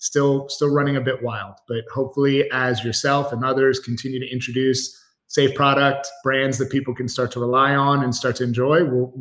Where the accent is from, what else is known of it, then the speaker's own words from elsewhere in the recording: Atlanta, Georgia, United States; also born or lived in New York / Washington, D.C.; Yeah, I was born in New York. Moved down to Atlanta, which is where I currently live with my family now at a fairly young age.